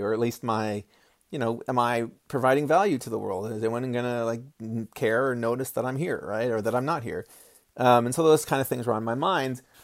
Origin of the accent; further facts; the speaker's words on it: United States; I was born in America as a white male